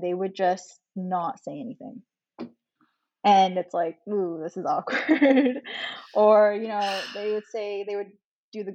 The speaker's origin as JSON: {"language": "English", "country": "Canada", "said": "as a Canadian with Chinese Filipino descent"}